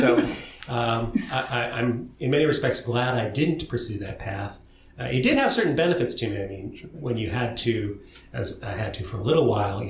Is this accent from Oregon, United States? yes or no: yes; Portland, Oregon, United States; And so I grew up there. I was born there and then grew up in some areas east of the city, first in a rural area and then, I suppose, more in the suburbs.